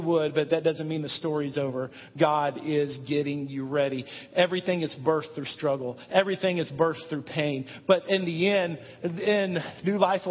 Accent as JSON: {"language": "English", "country": "United States", "said": "We are Americans. We are American men."}